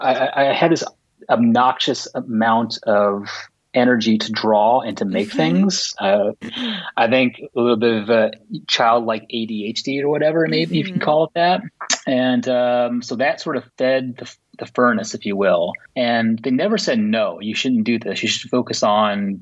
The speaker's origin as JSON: {"language": "English", "region": "Illinois", "country": "United States", "tie": "born or raised there", "also_born_or_lived": "Springfield, Illinois / Chicago, Illinois", "moved": "yes", "lives_now": "Montreal, Canada", "said": "I'm originally from the United States, from Illinois, both Springfield and Chicago region."}